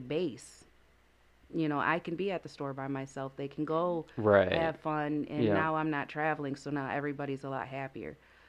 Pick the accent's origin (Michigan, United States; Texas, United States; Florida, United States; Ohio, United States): Michigan, United States; Lansing; Yeah, born and raised.